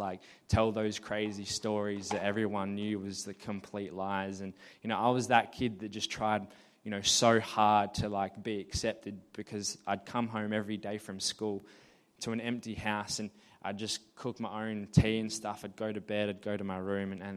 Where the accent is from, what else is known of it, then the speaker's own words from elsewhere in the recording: Murray Bridge, South Australia, Australia; also born or lived in Alice Springs, Northern Territory; I grew up in Alice Springs, and when I was 4 years old, I moved to Murray Bridge